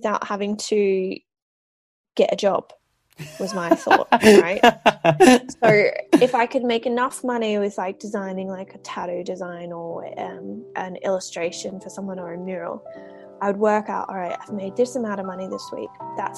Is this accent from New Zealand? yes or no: no; Australia; moved away as an adult; also born or lived in Holland; now in Belfast, United Kingdom; I'm Australian. I actually came over to Belfast just over 2 years